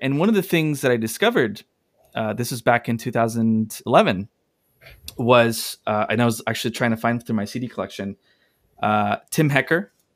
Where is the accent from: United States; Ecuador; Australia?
Ecuador; moved away; I'm from Ecuador.